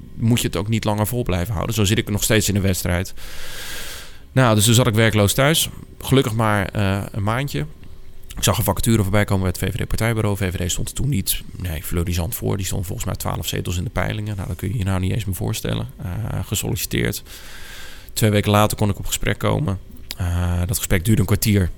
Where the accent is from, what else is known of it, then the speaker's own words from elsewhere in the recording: Ter Heijde, South Holland, Netherlands; also born or lived in 's-Gravenzande / Wateringen / Naaldwijk; ik ben geboren in Schravenzanden. Ik ben toen naar Ter Heide verhuisd. Daar ben ik opgegroeid.